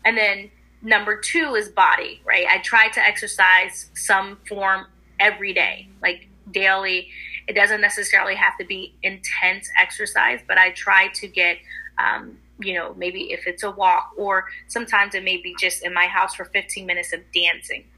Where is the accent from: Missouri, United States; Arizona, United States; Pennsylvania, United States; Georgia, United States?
Pennsylvania, United States; Philadelphia; I'm from the Philadelphia area